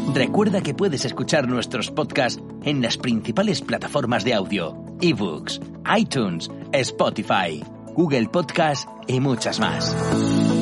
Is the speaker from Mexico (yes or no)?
no; Bahía Blanca, Buenos Aires Province, Argentina; now in Málaga, Spain; Se emite en mi ciudad natal, en Bahía Blanca